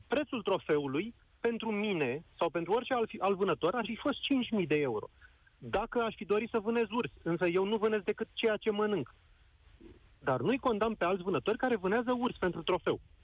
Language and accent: Romanian; Buzău County, Romania; sunt dintr-o zonă afectată de această situație cu urși, adică sunt din Buzău